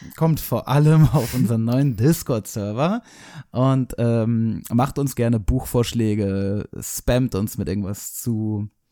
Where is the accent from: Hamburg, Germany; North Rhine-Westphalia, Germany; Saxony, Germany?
Hamburg, Germany; ich bin nicht aus Berlin, sondern aus Hamburg